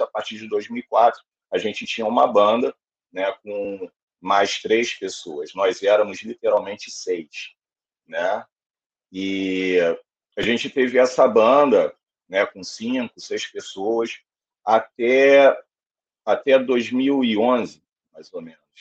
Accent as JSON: {"language": "Portuguese", "region": "Rio de Janeiro", "country": "Brazil", "also_born_or_lived": "Quintino, Rio de Janeiro", "said": "sou do Encantado, Piedade"}